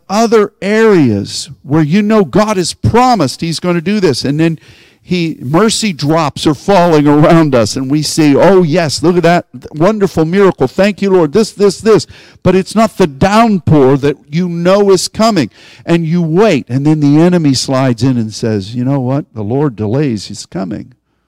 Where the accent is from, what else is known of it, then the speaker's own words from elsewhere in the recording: Pittsburgh, Pennsylvania, United States; I'm from Pittsburgh.